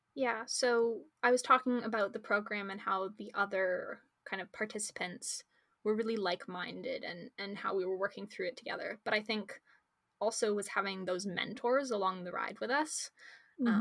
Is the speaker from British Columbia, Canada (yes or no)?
yes; Victoria, British Columbia, Canada; also born or lived in Calgary; I'm a grade 12 student here in Victoria, and I was born in Calgary, but I moved here when I was about four years old.